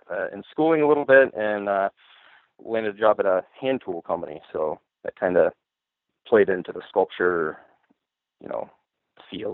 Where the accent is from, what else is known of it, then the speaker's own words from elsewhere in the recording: Coldwater, Michigan, United States; also born or lived in Grand Rapids, Michigan; Born and raised in Michigan, originally from Coldwater, Michigan